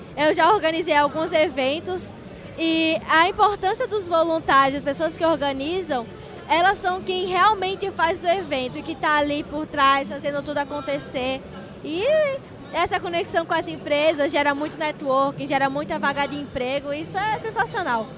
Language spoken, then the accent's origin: Portuguese; Natal, Rio Grande do Norte, Brazil; sou de Natal, Rio Grande do Norte